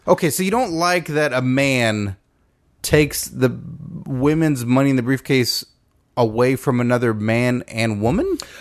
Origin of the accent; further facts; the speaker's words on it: Texas, United States; I'm from Texas